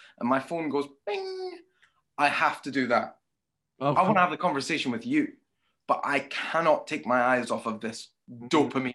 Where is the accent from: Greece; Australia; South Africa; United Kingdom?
United Kingdom; Scotland; a Scottish, British person